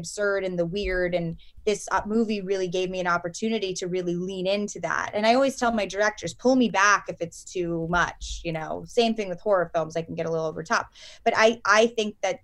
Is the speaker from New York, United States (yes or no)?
yes; New York City, New York, United States; I grew up in New York City.